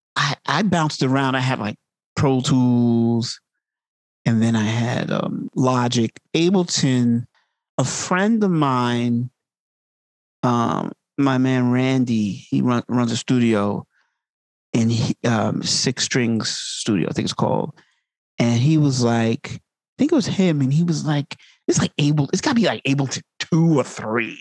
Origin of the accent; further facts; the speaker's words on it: Uniondale, New York, United States; also born or lived in Manhattan / Brooklyn; my parents moved to Long Island so I grew up in Uniondale, Long Island